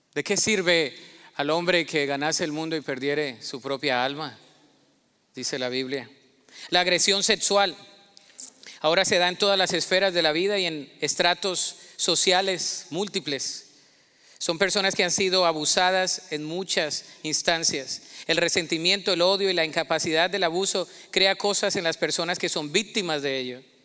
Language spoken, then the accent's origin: Spanish; Colombia; moved away; El colombiano en mí se me salió